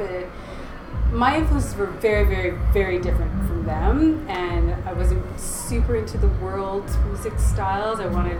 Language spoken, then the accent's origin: English; Vancouver, British Columbia, Canada; now in Victoria, Canada; I was born pretty much raised in Vancouver, always on the West Coast.